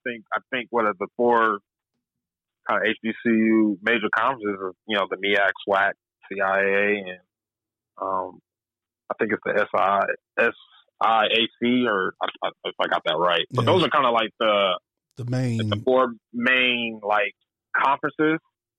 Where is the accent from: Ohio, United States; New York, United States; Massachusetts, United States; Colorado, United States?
Colorado, United States; also born or lived in Alabama; when I grew up in Colorado